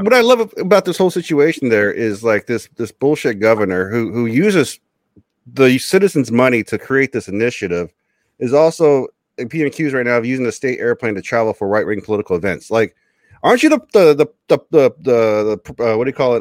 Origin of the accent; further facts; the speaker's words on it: Osha, California, United States; I'm from Osha